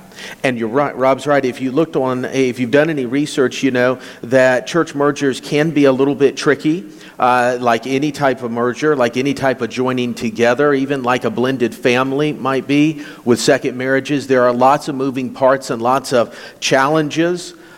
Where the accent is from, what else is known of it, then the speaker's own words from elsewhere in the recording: South Florida, United States; I was born in South Florida.